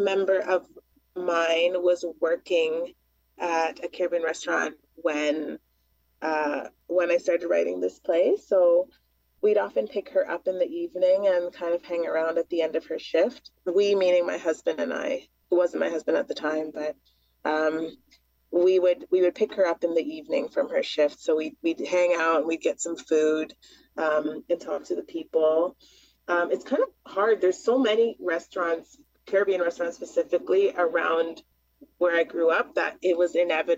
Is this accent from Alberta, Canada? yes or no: no; Toronto, Ontario, Canada; where I grew up in Scarborough